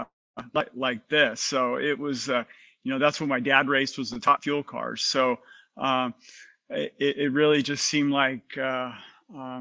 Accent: Southern California, United States; I grew up in Southern California

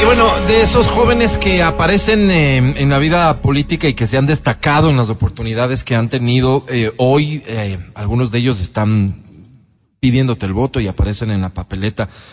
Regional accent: Quito, Pichincha, Ecuador; yo como quiteño

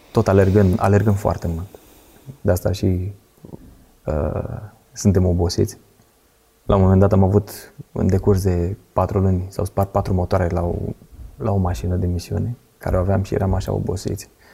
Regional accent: Pitești, Argeș, Romania; Eu mă trag din Pitești, ne-am mutat înapoi în Pitești

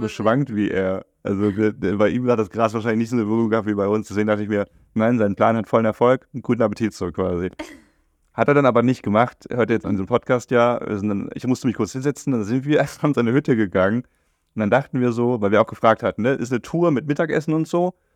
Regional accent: Germany; durch mein Aufwachsen in Deutschland

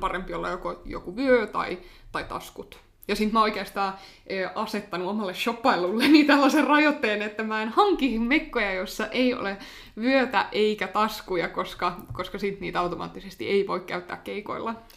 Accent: Finland; mä oon Suomesta, mä soitan klarinettia

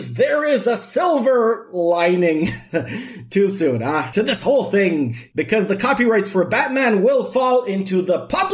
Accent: Serbia; English is a second language; moved away; I am Serbian

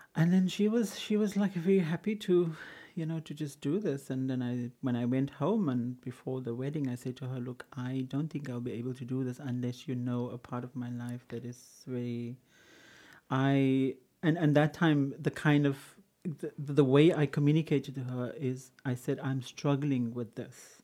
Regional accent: Cape Town, Western Cape, South Africa; In, in Kenwyn, yeah. In, in those days it used to be called Samboklan.

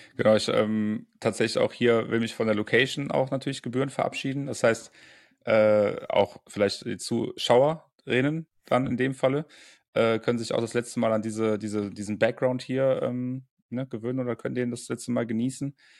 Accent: Bonn, North Rhine-Westphalia, Germany; moved away; Bonn, meine alte Heimat

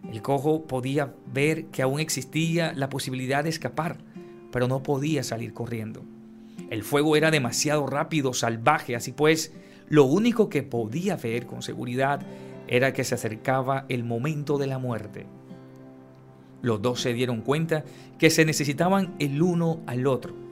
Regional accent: San Antero, Córdoba, Colombia; Yo soy de San Antero, Córdoba.

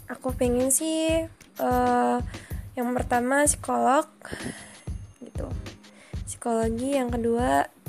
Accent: Bandar Lampung, Lampung, Indonesia; Aku dari Bandar Lampung.

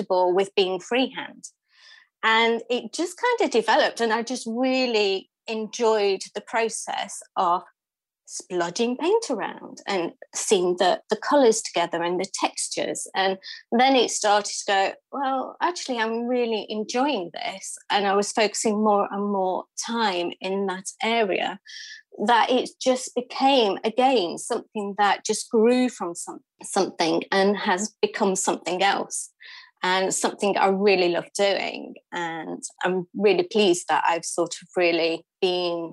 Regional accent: United Kingdom; also born or lived in London; I moved from London back up here to sort of where I'm from in the middle of the UK.

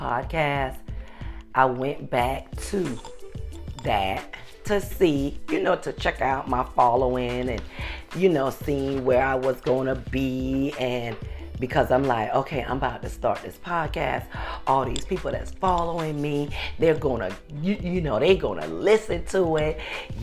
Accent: Beaufort, South Carolina, United States; moved away; I was born and raised in Beaufort, South Carolina

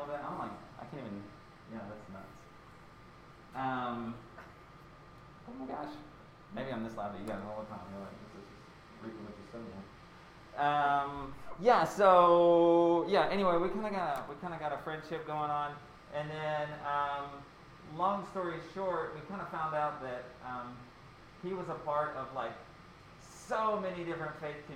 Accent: Pilioka, Tennessee, United States; I grew up in Pilioka, Tennessee

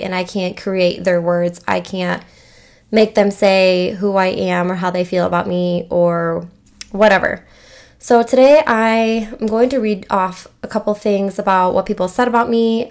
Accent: Michigan, United States; I'm from Michigan

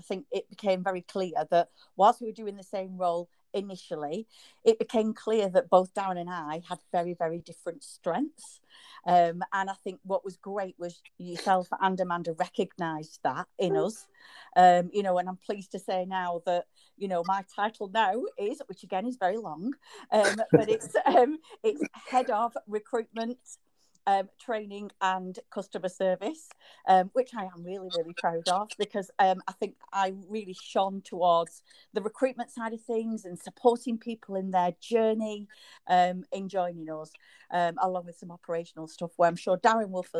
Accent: Bury, North West England, United Kingdom; my hometown of Bury

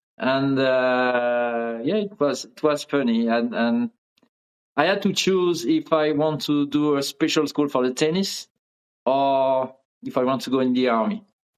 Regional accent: near Lyon, Auvergne-Rhône-Alpes, France; first language French; English is a second language; moved away as an adult; also born or lived in South of France; now in Miami, United States; In this area, close to Lyon, in the middle of France.

